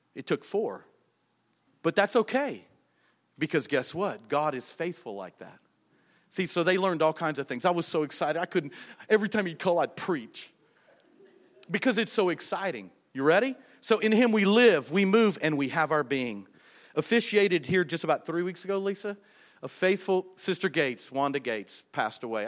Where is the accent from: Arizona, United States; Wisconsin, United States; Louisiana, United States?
Louisiana, United States; South; we're from South Louisiana